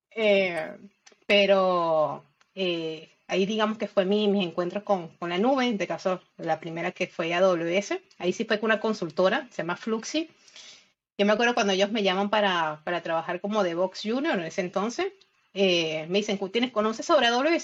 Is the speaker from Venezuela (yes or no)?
yes; Isla de Margarita, Nueva Esparta, Venezuela; moved away as an adult; now in Argentina; yo soy de Venezuela, pero eh, hace seis años eh, emigré